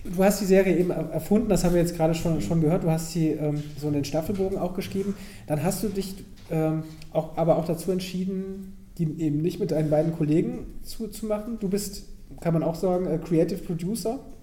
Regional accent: near Bonn, North Rhine-Westphalia, Germany; ich komme da aus der Nähe

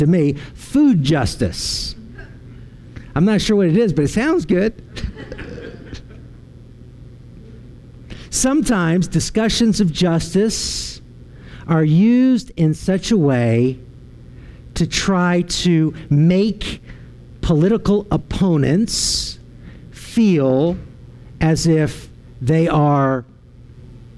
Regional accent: Arlington, Virginia, United States; moved away; also born or lived in Waco, Texas; I was driving home from Waco all the way to Arlington, Virginia

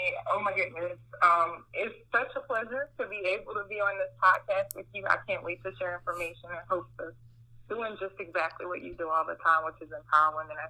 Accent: Marrero, Louisiana, United States; I am from New Orleans, really from Marrero. But of course, you know, it doesn't matter. It's just right over the bridge.

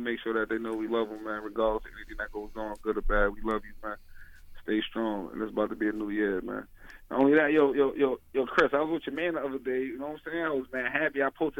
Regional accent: Honduras; You know I'm from Honduras.

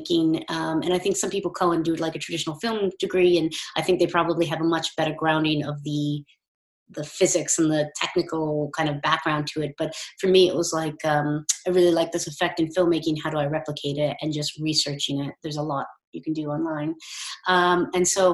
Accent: United States; moved away as an adult; also born or lived in St Andrews, Scotland; now in United Kingdom; As you can tell from my accent, I'm from the States and I came over here for my undergrad

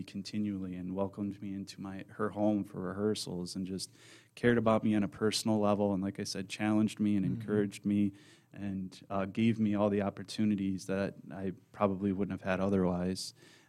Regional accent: Madison Heights, United States; And So I grew up in Madison Heights. I went to the Lanphier District.

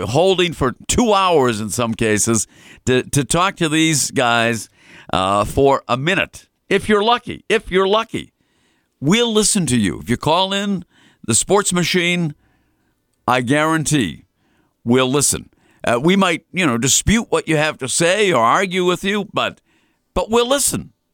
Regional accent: Melrose, Massachusetts, United States; my hometown of Melrose

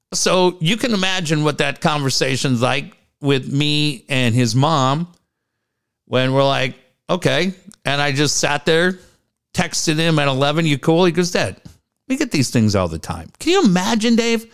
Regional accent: Minneapolis, Minnesota, United States; now in San Diego, United States; I grew up in Minneapolis

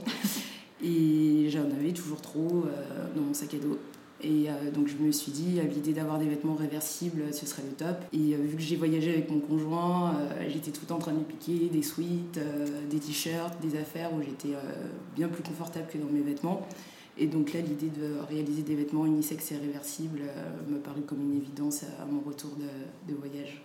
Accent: Saint-Étienne, Auvergne-Rhône-Alpes, France; also born or lived in Dakar, Senegal; j'ai grandi à Saint-Étienne, au euh, Sénégal euh, les étés.

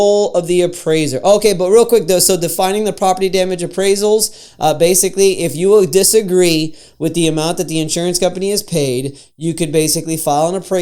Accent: Florida, United States; I'm from Florida

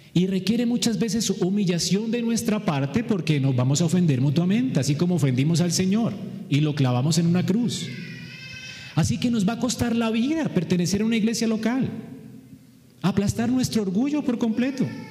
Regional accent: Colombia; todos somos aquí colombianos

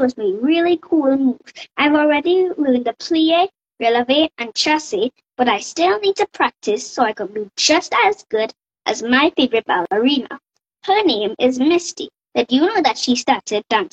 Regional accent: Trinidad & Tobago; I am from Trinidad and Tobago. That's a country in the Caribbean

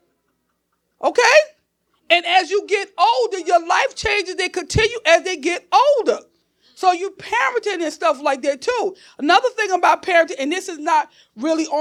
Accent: Newark, New Jersey, United States; I'm still that girl from Newark. Okay. South Ward, Chancellor Avenue.

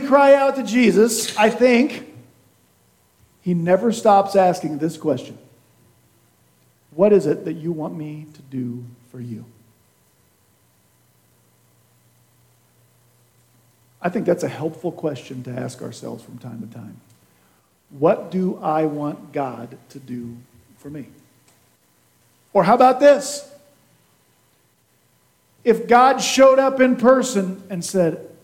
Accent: Kansas, United States; now in Nebraska, United States; I'm from Kansas.

